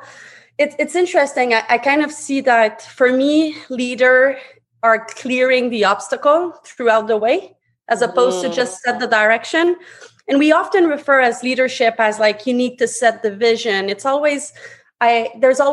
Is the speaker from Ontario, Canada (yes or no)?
no; Montreal, Quebec, Canada; English is a second language; moved away as an adult; now in Toronto, Canada; English is my second language. I'm actually born and raised out of Quebec, Montreal. I'm now living in Toronto.